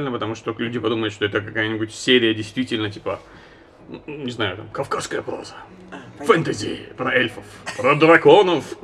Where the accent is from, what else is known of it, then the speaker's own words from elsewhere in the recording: Makhachkala, Dagestan, Russia; Я из Махачкалы.